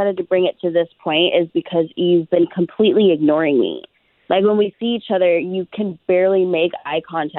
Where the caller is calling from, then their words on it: Longwood, Florida, United States; I'm calling from Longwood.